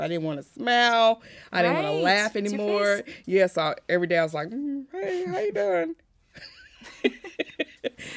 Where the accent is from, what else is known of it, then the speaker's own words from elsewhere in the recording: Indianapolis, Indiana, United States; now in Texas, United States; I'm originally from Indianapolis, and I moved to Texas